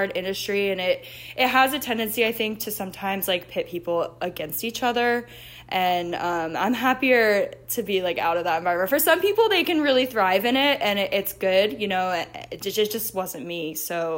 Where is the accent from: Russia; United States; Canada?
United States; South Florida; I'm out here in South Florida. I grew up here in South Florida, so it's a familiar place for me